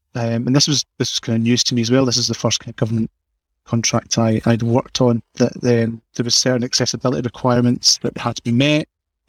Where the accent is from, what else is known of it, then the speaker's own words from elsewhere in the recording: Scotland, United Kingdom; accent: Scottish; I'm from Scotland, as you know, as you can tell by the accent